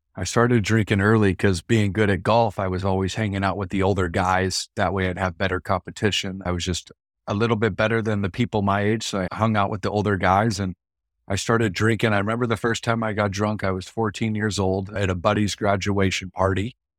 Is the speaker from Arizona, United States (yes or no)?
yes; Mesa, Arizona, United States; I grew up out here in East Mesa, Phoenix, Arizona